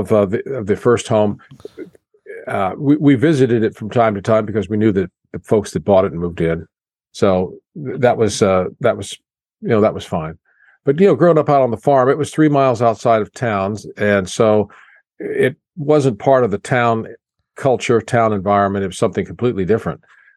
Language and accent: English; Chrisman, Illinois, United States; Okay, well, until 1956, we lived in a home in town where my father had built, and that was nice.